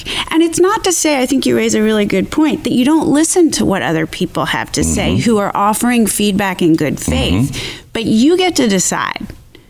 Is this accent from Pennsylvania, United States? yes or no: yes; Philadelphia, Pennsylvania, United States; I'm from Philadelphia.